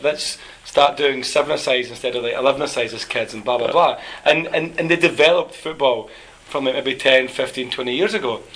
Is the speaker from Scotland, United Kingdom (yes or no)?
yes; Scotland, United Kingdom; as Scottish people